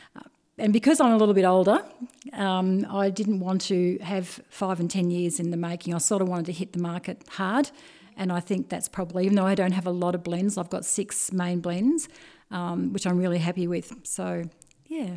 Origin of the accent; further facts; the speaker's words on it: Bendigo, Victoria, Australia; being born and bred Bendigo, it's, um, my history of growing up in Hargrave Street